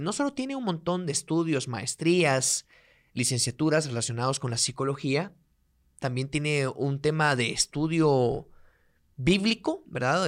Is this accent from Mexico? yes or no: no; Guatemala; yo soy de un pueblo o soy de provincia, si algún día lo escuchan en otro país, pues soy de un pueblo, soy de provincia.